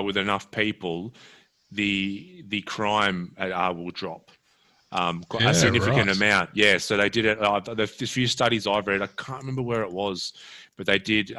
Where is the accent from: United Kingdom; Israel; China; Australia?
Australia